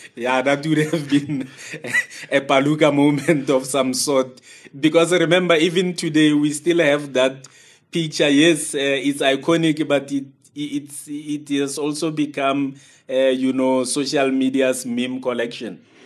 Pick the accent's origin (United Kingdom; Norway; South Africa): South Africa; as a South African